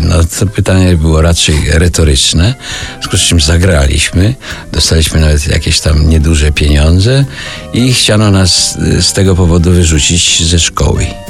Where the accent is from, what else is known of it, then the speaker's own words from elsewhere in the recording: Puławy, Lublin Voivodeship, Poland; ja pochodzę z Puław